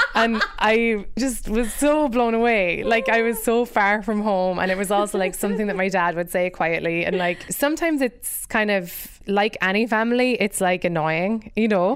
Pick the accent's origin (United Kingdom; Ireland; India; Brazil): Ireland; moved away as an adult; now in United States; being an immigrant myself, I think 'cause I'm white and I'm Irish